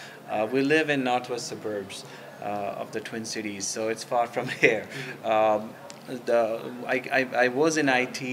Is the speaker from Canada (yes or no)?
no; central India, India; now in St. Paul, United States; we grew up in India, a central part of India